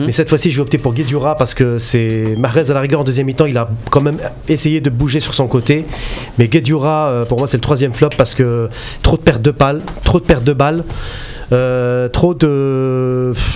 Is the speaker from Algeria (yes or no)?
yes; Algeria; chez nous en Algérie